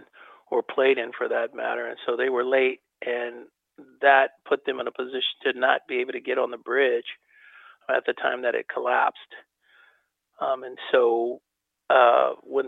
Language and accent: English; Oakland, California, United States; my hometown of Oakland